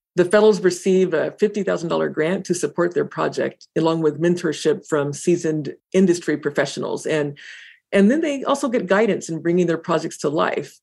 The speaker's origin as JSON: {"language": "English", "region": "Indiana", "country": "United States", "tie": "born or raised there", "moved": "yes", "said": "my hometown in Indiana"}